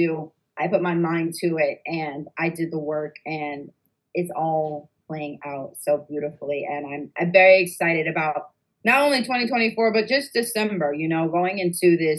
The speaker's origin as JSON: {"language": "English", "region": "New York", "country": "United States", "said": "we're actually from New York"}